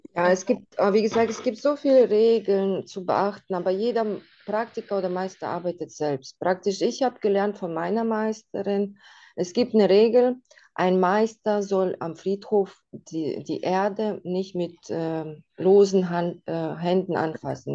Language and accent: German; Russia; now in Germany; bei uns in Russland